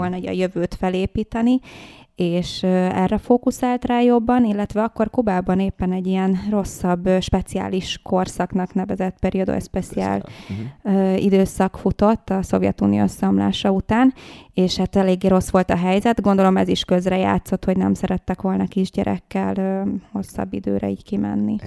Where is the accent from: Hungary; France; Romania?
Hungary; Az anyukám a kubai, az apukám uh-huh. pedig a magyar, és én már itt születtem Magyarországon